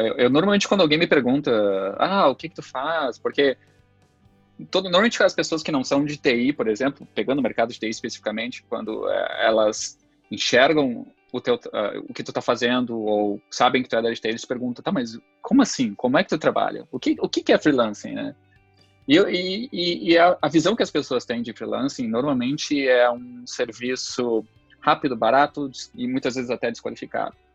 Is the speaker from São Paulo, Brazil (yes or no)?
no; São Leopoldo, Rio Grande do Sul, Brazil; also born or lived in Passo Fundo; eu sou natural da cidade de Passo Fundo, aqui no próprio Rio Grande do Sul, é, e vivo já desde muito pequeno na cidade de São Leopoldo